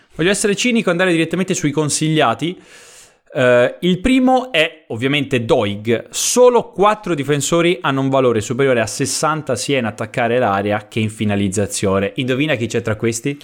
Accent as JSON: {"language": "Italian", "town": "Prato", "region": "Tuscany", "country": "Italy", "said": "vengo da Prato, che comunque è una bellissima città"}